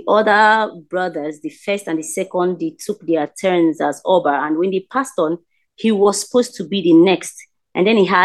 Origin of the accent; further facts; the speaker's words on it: Benin City, Edo, Nigeria; now in Port Harcourt, Nigeria; I'm a Nigerian. I'm from Edo State. I'm based in Port Harcourt